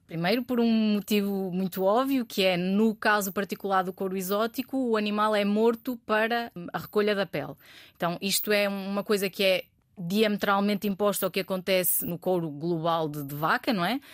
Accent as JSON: {"language": "Portuguese", "town": "Bragança", "region": "Norte", "country": "Portugal", "also_born_or_lived": "Porto", "moved": "as an adult", "said": "eu sou, eu sou de Bragança, o sotaque não, não engana"}